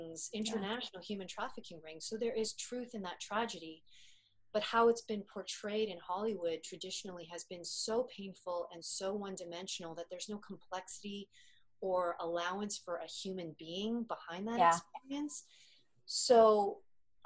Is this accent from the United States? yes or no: no; Canada; an Asian Canadian actress